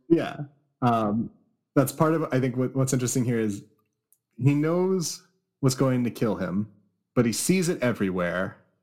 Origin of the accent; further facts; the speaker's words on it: California, United States; I grew up in California